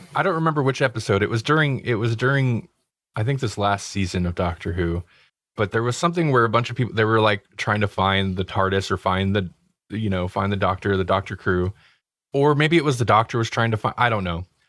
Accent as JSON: {"language": "English", "country": "United States", "said": "we're American"}